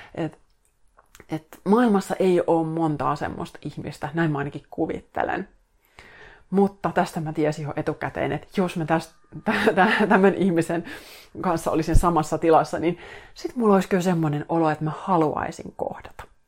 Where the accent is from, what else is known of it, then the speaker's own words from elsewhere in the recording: Finland; mä tuun Suomesta tänne näin